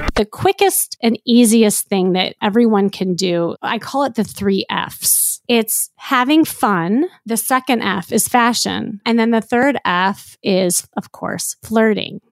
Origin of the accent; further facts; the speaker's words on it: Chicago, Illinois, United States; moved away as an adult; now in Los Angeles, United States; I'm blonde hair, blue eye from L A, but really I'm from Chicago